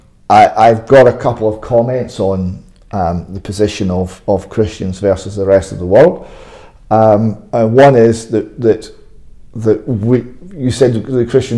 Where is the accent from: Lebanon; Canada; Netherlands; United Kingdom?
United Kingdom; Airdrie, Scotland; my hometown of Airdrie.